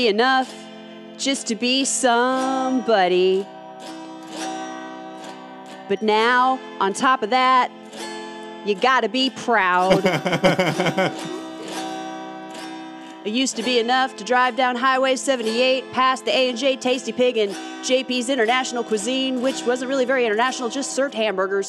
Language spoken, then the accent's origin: English; Snellville, Georgia, United States; moved away as an adult; And I lived in a town called Snellville